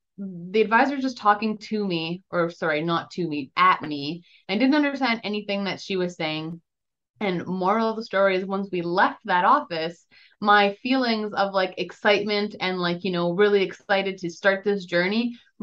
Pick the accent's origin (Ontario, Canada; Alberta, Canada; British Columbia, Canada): Alberta, Canada; Grande Prairie; I was born in Grand Prairie, Alberta, Canada